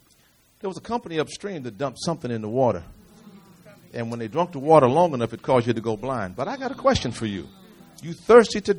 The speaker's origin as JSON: {"language": "English", "country": "United States", "said": "I'm from America."}